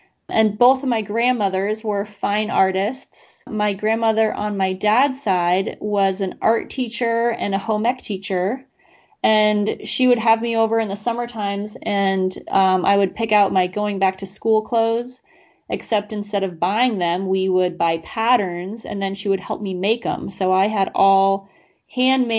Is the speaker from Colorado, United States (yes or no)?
yes; Glenwood Springs, Colorado, United States; moved away as an adult; now in Catskills, United States; I had a wonderful childhood in Glenwood Springs